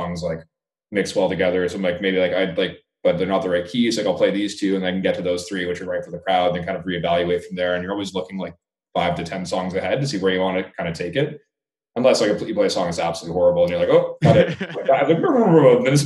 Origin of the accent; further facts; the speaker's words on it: Canada; I haven't played in my home country in like 3.5 years probably